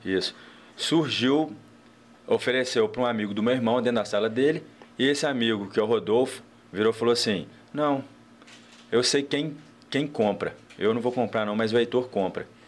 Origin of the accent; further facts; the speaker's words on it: Cataguases, Minas Gerais, Brazil; now in Juiz de Fora, Brazil; morei dos 4 aos 14.